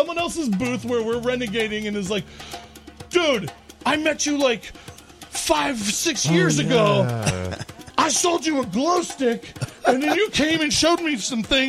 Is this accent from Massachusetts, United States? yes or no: no; Louisville, Kentucky, United States; my hometown, Louisville, Kentucky